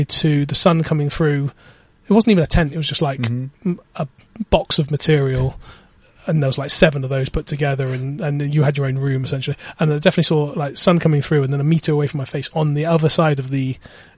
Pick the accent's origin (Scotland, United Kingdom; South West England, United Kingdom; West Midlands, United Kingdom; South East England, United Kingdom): South West England, United Kingdom; Bristol; I'm a guy from Bristol